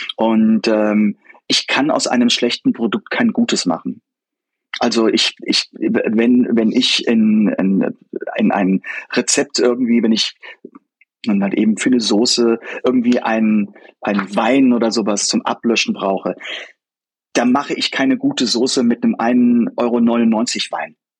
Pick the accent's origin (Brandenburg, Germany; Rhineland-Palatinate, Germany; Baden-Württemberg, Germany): Rhineland-Palatinate, Germany; Koblenz; also born or lived in United States; ich komme nur aus Koblenz